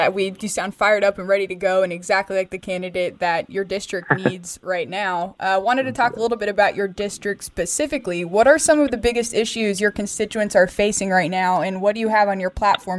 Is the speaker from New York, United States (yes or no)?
no; San Diego, California, United States; And I know we're from San Diego, as you may know.